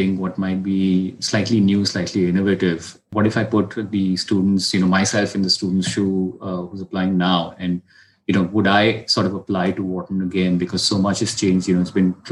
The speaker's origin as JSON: {"language": "English", "country": "India", "also_born_or_lived": "New York, United States", "said": "I'm from India"}